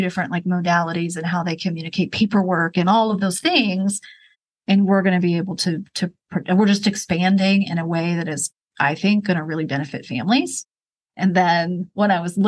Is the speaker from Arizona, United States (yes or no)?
no; Rochester, New York, United States; moved away as an adult; also born or lived in Maryland / Baltimore; now in Charlotte, United States; Rochester, New York, where I grew up.